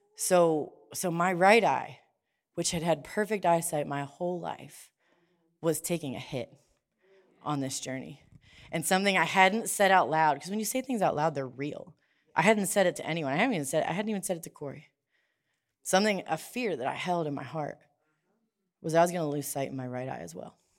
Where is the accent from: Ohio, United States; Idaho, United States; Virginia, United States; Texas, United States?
Ohio, United States; Perry; I grew up in Perry and, like, the top of Jackson Avenue